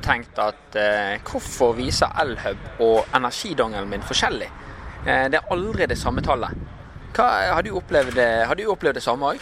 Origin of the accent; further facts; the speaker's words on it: Bergen, Vestland, Norway; vi er bergensere